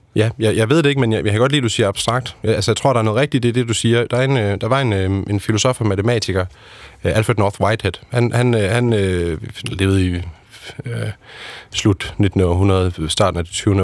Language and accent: Danish; Aarhus, Central Denmark Region, Denmark; jeg er født og opvokset i Aarhus